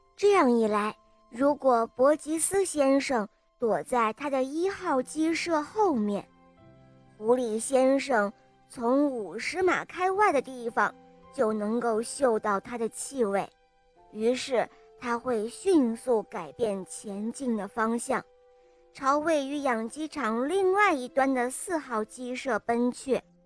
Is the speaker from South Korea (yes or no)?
no; Yanbian, Jilin, China; 我七岁了，我来自吉林延边